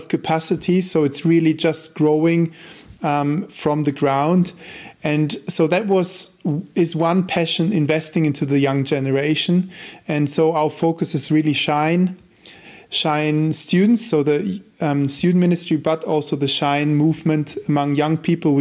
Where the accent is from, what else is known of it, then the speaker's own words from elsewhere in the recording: Germany; first language German; English is a second language; moved away as an adult; also born or lived in Switzerland; now in Austria; I'm German native